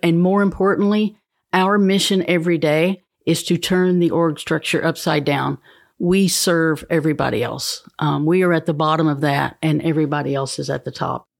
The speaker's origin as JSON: {"language": "English", "area": "Fentress County", "region": "Tennessee", "country": "United States", "tie": "born or raised there", "lives_now": "Cookeville, United States", "said": "I'm from Fentress County originally. We moved to Cookville when I was in the seventh"}